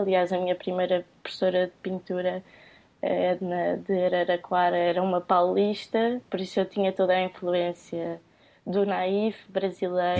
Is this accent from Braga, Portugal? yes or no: no; Cascais, Lisbon, Portugal; eu venho do Conselho de Cascais e pronto, esta relação que eu tenho com o mar sempre foi muito próxima